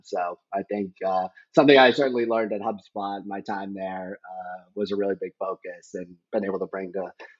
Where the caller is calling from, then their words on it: Scituate, Massachusetts, United States; I am located in Scituate, Massachusetts, which is about an hour outside of Boston.